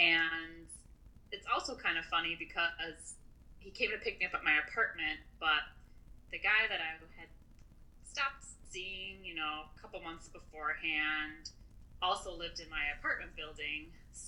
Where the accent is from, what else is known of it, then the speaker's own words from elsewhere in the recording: Illinois, United States; I grew up in Illinois.